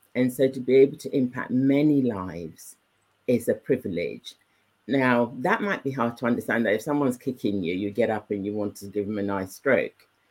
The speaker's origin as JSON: {"language": "English", "region": "England", "country": "United Kingdom", "tie": "born or raised there", "also_born_or_lived": "Nigeria", "said": "I was brought up in England. Yeah. Um, I was nine when I left Nigeria, and all my upbringing, even when I was in Nigeria, was um, with English speaking communities"}